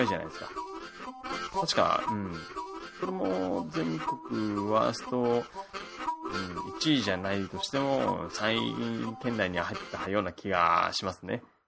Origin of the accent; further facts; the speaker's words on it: Okinawa, Japan; now in Kanto, Japan; 地元 の沖縄